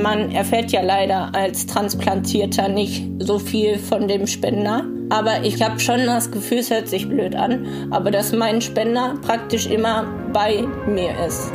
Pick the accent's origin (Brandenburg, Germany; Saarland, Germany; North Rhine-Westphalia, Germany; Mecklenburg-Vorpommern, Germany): North Rhine-Westphalia, Germany; Hemer; ich komme aus Hema und ich bin 28 Jahre alt.